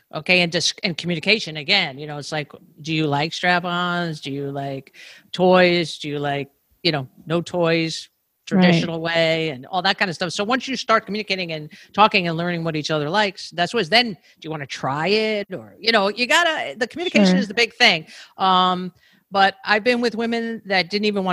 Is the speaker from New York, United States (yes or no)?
yes; New York, United States; I'm a New Yorker.